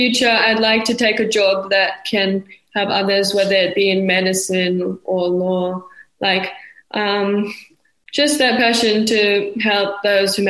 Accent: Melbourne, Victoria, Australia; now in Dunedin, New Zealand; I was born in Melbourne, Australia

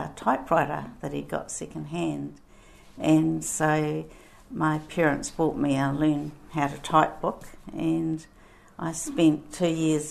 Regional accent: Masterton, Wellington, New Zealand; I was born in Masterton, and I went to primary school at Lansdowne School, and then I went on to Macora College

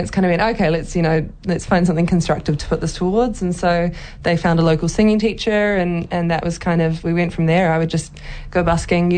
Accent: New Zealand; I'm Kiwi

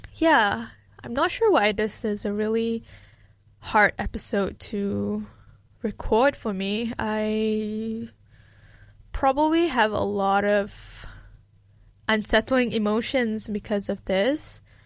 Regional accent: Malaysia; now in Dunedin, New Zealand; someone who grew up in a collectivistic culture, being Malaysian

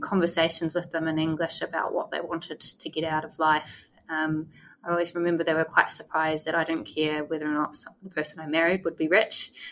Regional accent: New Zealand; moved away; I was the first New Zealander that they'd ever had

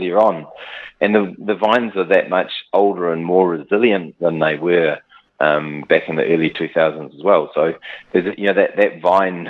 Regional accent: New Zealand; also born or lived in South Africa / Central Otago; I was five when we came to New Zealand

